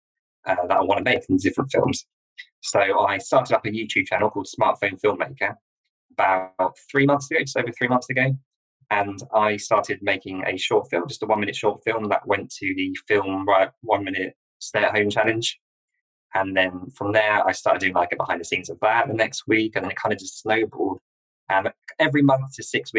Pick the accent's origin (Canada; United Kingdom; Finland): United Kingdom; a village in Sussex, near Brighton, South East England; I'm from a village in Sussex, which is near Brighton on the south coast of England